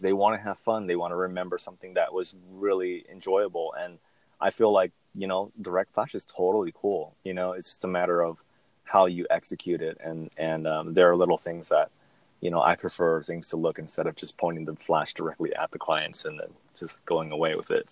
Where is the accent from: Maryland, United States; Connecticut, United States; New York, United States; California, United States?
California, United States; Southern; I'm from SoCal